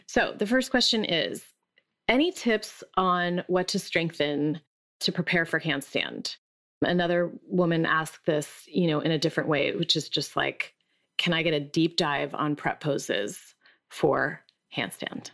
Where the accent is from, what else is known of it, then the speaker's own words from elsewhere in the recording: Allentown, Pennsylvania, United States; moved away; also born or lived in Bethlehem, Pennsylvania; I'm from Allentown, Pennsylvania